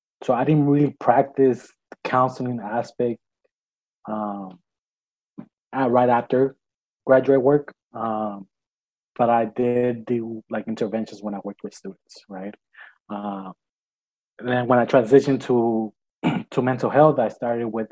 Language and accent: English; Los Angeles, California, United States; I was born and raised here in Los Angeles